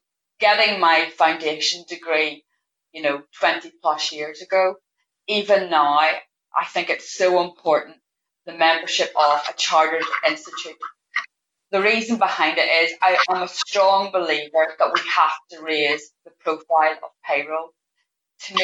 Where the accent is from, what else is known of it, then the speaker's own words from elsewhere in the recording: Northern Ireland, United Kingdom; I am from Northern Ireland